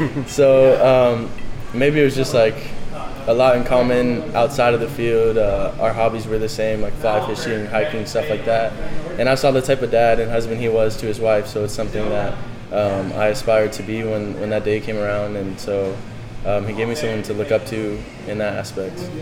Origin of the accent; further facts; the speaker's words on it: Charlotte, North Carolina, United States; my hometown in Charlotte